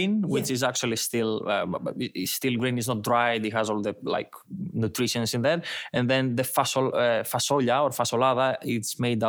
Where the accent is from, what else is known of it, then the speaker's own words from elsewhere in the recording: Greece; accent: Greek; English is a second language; moved away as an adult; also born or lived in United Kingdom; I've been abroad. I've been in the UK for like 10 years. So I might just lost my Greek accent a bit.